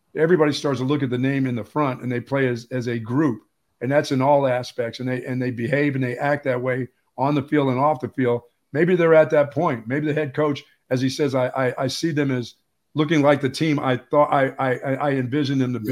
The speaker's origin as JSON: {"language": "English", "region": "Pennsylvania", "country": "United States", "tie": "born or raised there", "moved": "yes", "said": "I grew up in Pennsylvania"}